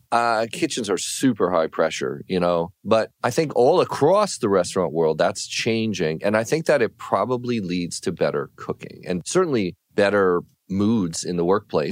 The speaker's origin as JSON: {"language": "English", "region": "California", "country": "United States", "said": "I'm from California"}